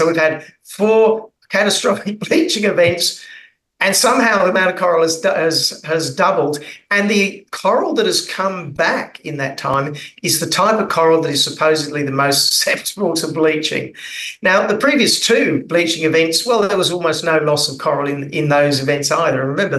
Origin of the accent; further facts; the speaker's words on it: North Queensland, Australia; I'm down in Melbourne at the moment freezing because I'm from North Queensland